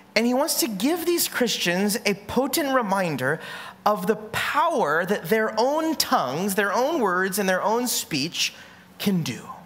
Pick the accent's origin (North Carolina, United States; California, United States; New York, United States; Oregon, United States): California, United States; now in Hawaii, United States; I'm from California